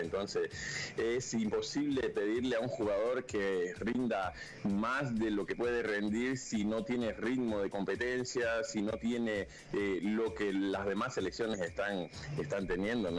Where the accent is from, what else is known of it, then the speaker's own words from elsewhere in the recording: Bolivia; nosotros como bolivianos